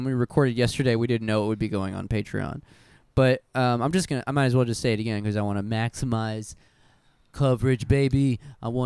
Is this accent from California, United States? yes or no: no; Hobbs, New Mexico, United States; my hometown of Hobbs, New Mexico